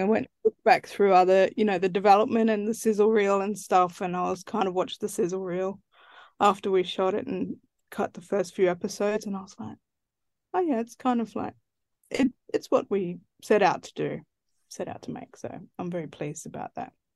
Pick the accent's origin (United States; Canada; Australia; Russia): Australia; Central Australia; I'm from Central Australia. That's where I grew up.